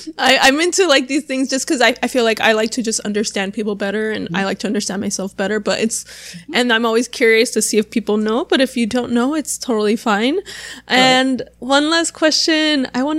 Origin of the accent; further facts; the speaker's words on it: Arizona, United States; also born or lived in Los Angeles / San Diego / Orlando; now in Miami, United States; I'm originally from like Arizona. But I've lived in LA, San Diego, Orlando, now in Miami. So I've lived on both coasts.